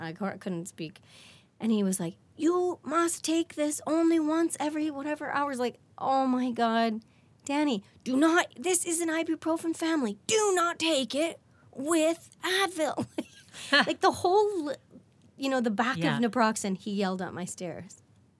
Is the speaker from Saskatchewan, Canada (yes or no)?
yes; Regina, Saskatchewan, Canada; I'm from Regina